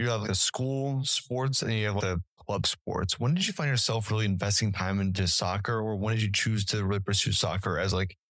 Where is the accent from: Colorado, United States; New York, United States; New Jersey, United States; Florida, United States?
Colorado, United States; We are actually both from Colorado.